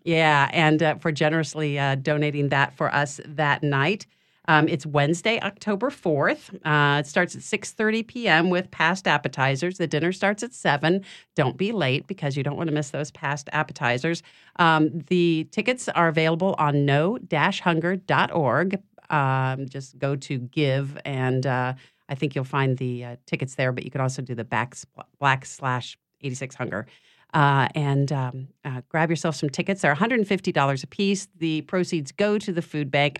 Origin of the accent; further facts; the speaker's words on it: Chicago, Illinois, United States; now in Louisiana, United States; I'm from Chicago